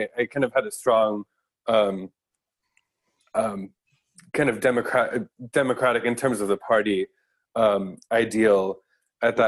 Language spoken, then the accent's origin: English; Colorado, United States; also born or lived in Boston / San Francisco / East Palo Alto; now in Osaka, Japan; in Colorado, my hometown is in a swing county